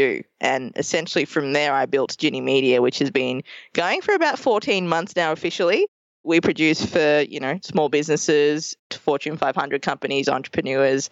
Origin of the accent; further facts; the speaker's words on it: Melbourne, Victoria, Australia; accent: Australian; moved away as an adult; also born or lived in Colombo, Sri Lanka; now in New York City, United States; we moved to Australia when I was 2 years old, and I grew up for 30 years there. And in that time, we grew up in a few towns across Melbourne.